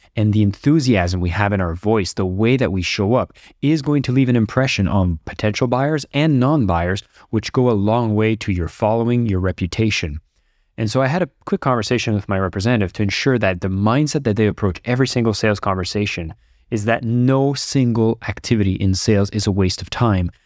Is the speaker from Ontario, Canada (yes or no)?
yes; Ottawa, Ontario, Canada; now in Bali, Indonesia; I'm recording this from Ottawa, Canada, as I get a chance to visit my hometown